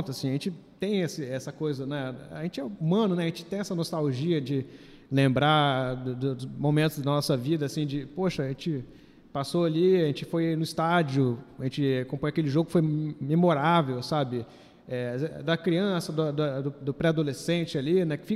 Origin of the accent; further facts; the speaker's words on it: Espírito Santo, Brazil; Sou capixaba e tem o time para